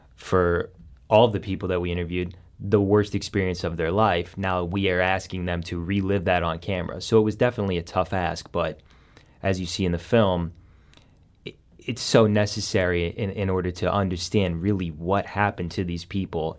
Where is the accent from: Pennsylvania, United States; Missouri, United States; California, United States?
Missouri, United States; Saint Charles; moved away as an adult; now in Affton, United States; I'm from Saint Charles originally